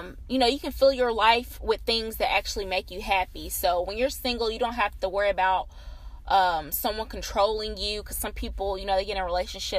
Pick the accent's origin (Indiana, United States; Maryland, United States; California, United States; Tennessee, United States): Tennessee, United States; small town outside Nashville; I am from a small town on the outskirts of Nashville. It's a little country town, probably about 25-30 minutes away from Nashville